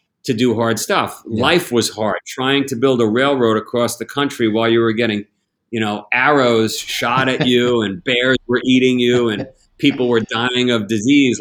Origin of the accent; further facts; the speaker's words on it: United States; as an American, as a global citizen